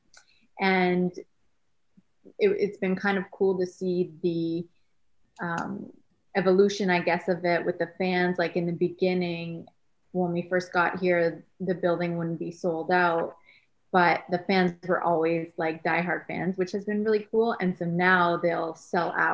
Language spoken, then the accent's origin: English; Canada; now in Columbus, United States; I'm Canadian, so I definitely grew up with hockey around me